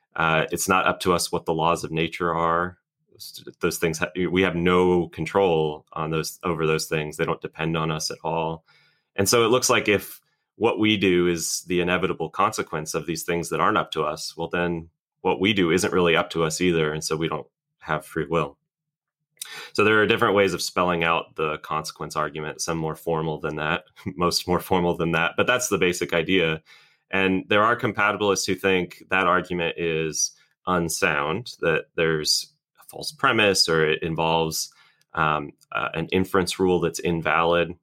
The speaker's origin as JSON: {"language": "English", "town": "Orlando", "region": "Florida", "country": "United States", "tie": "born or raised there", "moved": "as an adult", "lives_now": "Birmingham, United States", "said": "I'm originally from Florida. I grew up in Orlando"}